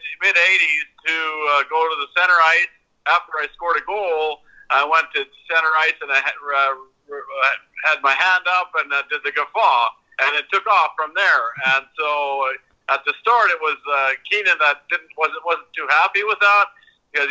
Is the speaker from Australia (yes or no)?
no; Saskatchewan, Canada; I grew up in Saskatchewan in Canada, where all you had to do was skate and play hockey